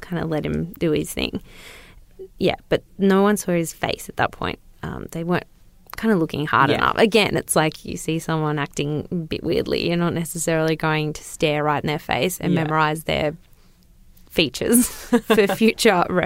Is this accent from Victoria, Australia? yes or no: no; Newcastle, New South Wales, Australia; I am a bogan from Newcastle